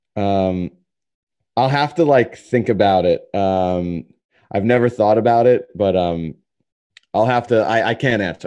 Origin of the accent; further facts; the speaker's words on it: New York City, New York, United States; also born or lived in Long Island; I was born in Jackson Heights in Queens